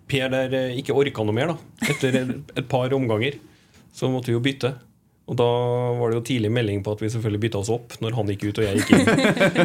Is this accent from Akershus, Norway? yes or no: no; Moss, Østfold, Norway; accent: Moss dialect; also born or lived in Trondheim; Jeg er jo fra Moss, ikke sant? Så jeg har jo egentlig en ja, bokmål-mossedialekt som jeg får kritikk for når jeg er der. At den er vanna ut. Og så har jeg bodd mange år i Trondheim